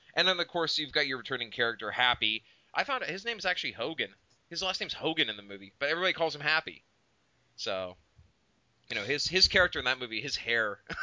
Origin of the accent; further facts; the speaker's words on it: Oklahoma, United States; we're from Oklahoma, so we know what redneck sounds like around here.